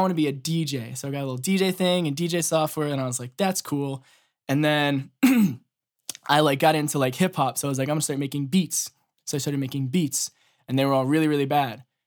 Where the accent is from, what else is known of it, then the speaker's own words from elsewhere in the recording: Boston, Massachusetts, United States; I'm from Ma, uh, Boston